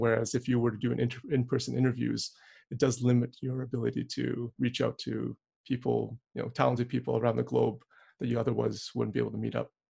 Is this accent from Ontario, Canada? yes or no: no; Edmonton, Alberta, Canada; now in Calgary, Canada; Calgary, where I currently reside, but I was born and raised in Edmonton